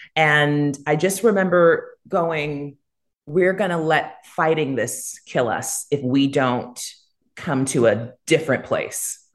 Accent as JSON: {"language": "English", "country": "United States", "also_born_or_lived": "Jamaica", "accent": "American", "moved": "as an adult", "lives_now": "Costa Rica", "said": "I'm American"}